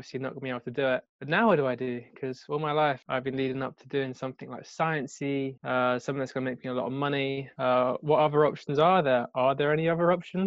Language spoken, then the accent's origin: English; Kent, South East England, United Kingdom; I was brought up in Kent